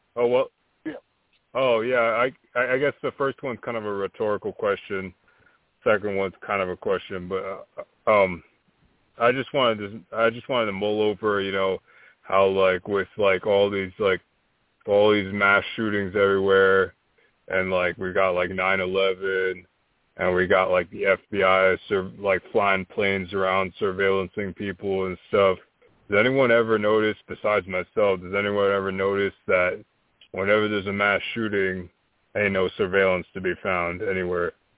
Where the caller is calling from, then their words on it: Albuquerque, New Mexico, United States; I'm calling from Albuquerque, New Mexico.